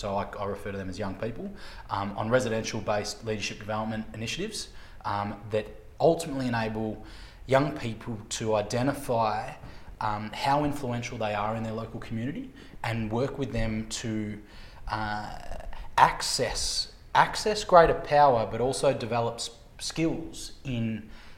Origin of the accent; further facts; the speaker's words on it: Leongatha, Victoria, Australia; I grew up in Leongatha, so an hour and a half southeast of Melbourne